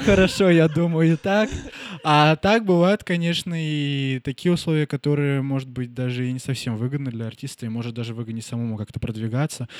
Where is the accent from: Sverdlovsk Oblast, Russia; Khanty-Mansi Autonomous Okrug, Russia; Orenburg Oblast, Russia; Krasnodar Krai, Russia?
Khanty-Mansi Autonomous Okrug, Russia; Nizhnevartovsk; born or raised there; moved away as an adult